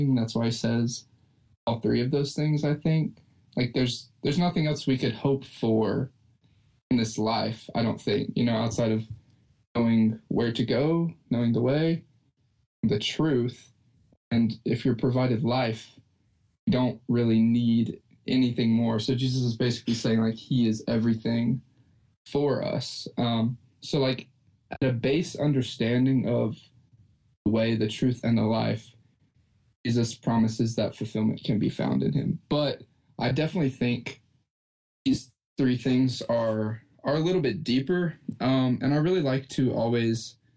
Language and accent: English; Lexington, Kentucky, United States; I'm from Lexington in Kentucky